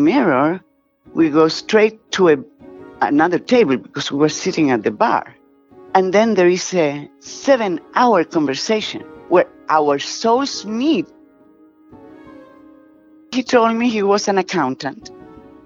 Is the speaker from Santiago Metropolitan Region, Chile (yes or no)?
yes; Santiago, Santiago Metropolitan Region, Chile; accent: Spanish, Hispanic; moved away; also born or lived in New York; I grew up in Santiago, Chile, by the Andes Mountains